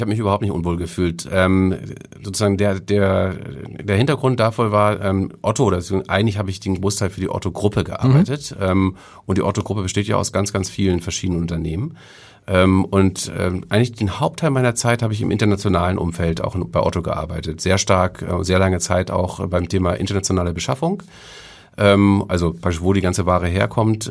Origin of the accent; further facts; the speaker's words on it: Kiel, Schleswig-Holstein, Germany; also born or lived in Hamburg; now in Reinbek, Germany; ich bin in Kiel groß geworden, bis ich ähm, in die sechste Klasse kam oder okay. fünfte Klasse kam. Ähm, und ähm, dann, äh, weil mein Vater einen neuen Job bekommen hatte, sind wir nach Oldenburg und Holstein umgezogen